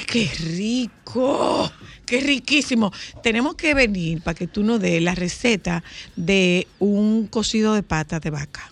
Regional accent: Nagua, María Trinidad Sánchez, Dominican Republic; yo soy de Nagua, no de Bonao

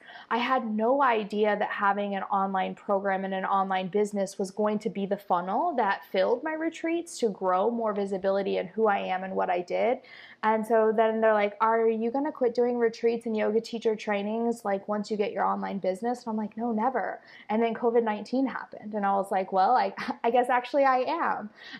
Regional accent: Costa Rica; and now mostly here in Costa Rica, my home country that I tried to leave, and it just keeps calling me back.

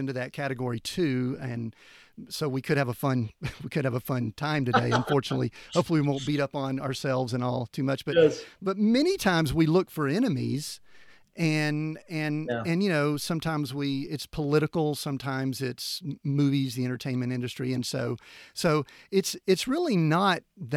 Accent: Atlanta, Georgia, United States; now in Colorado, United States; being a guy from the southern U.S., kind of growing up in the Bible Belt

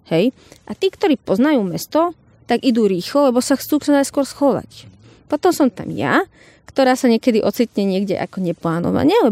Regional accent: Slovakia; ja som Slovenka, prišla som tu za vami

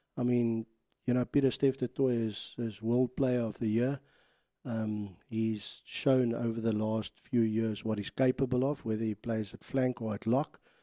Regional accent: South Africa; proud to be South African

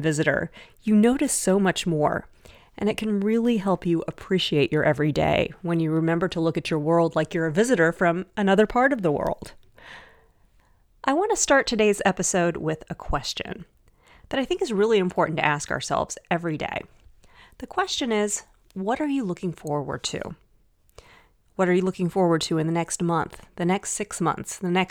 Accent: Dallas, Texas, United States; I grew up in Dallas, Texas.

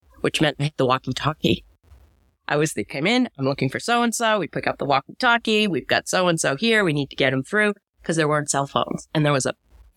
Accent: Goffstown, New Hampshire, United States; I grew up in New Hampshire, Goffstown, New Hampshire

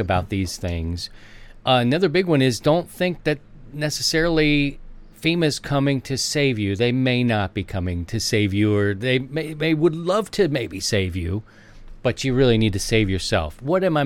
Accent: Baltimore, Maryland, United States; I'm from Baltimore

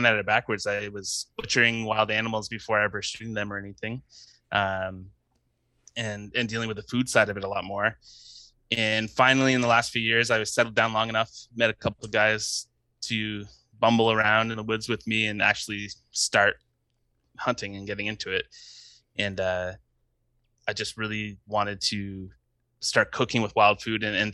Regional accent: London, Ontario, Canada; I was born in London, Ontario, up in Canada, which is about 2 hours northeast of Detroit, for anyone who doesn't know. Grew up in the suburbs

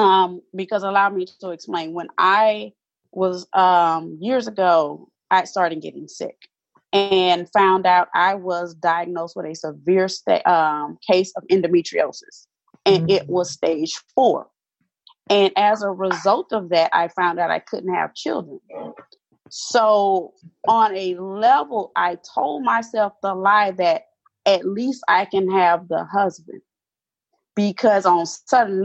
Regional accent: Mobile, Alabama, United States; growing up in the South, I come from Mobile, Alabama, which you cannot get any southern than Mobile, Alabama

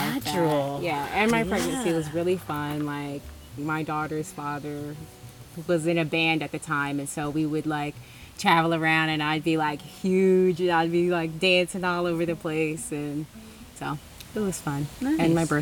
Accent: West Chester, Pennsylvania, United States; also born or lived in Philadelphia, Pennsylvania / Claymont, Delaware / New Jersey; now in Peaks Island, United States; I'm originally from Westchester, Pennsylvania

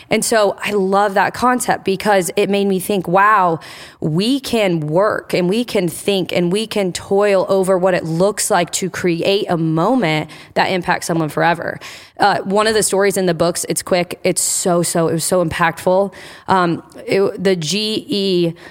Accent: Indiana, United States; also born or lived in Michigan; now in New Albany, Ohio, United States; I'm from Indiana

